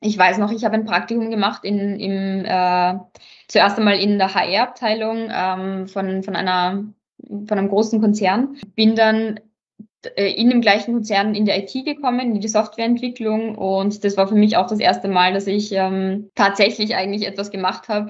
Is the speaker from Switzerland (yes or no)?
no; Salzburg, Austria; moved away as an adult; now in Vienna, Austria; ich bin ja auch nach Wien gezogen, ich bin ursprünglich aus Salzburg